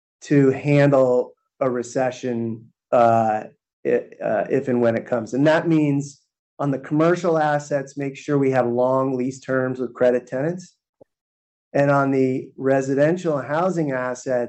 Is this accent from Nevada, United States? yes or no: no; San Francisco, California, United States; my hometown of San Francisco